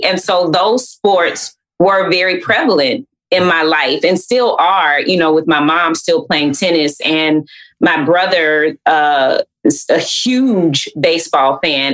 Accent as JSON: {"language": "English", "town": "Atlanta", "region": "Georgia", "country": "United States", "tie": "born or raised there", "said": "growing up in Atlanta uh, is hot"}